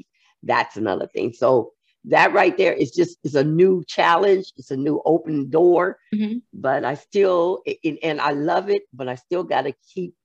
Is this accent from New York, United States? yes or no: no; San Francisco, California, United States; moved away as an adult; also born or lived in Georgia; I'm originally from here. I was from San Francisco.